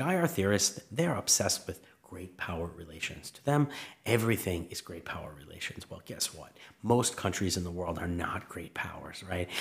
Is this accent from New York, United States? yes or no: yes; outside New York City, United States; I grew up in New York, outside of New York City, in suburbs.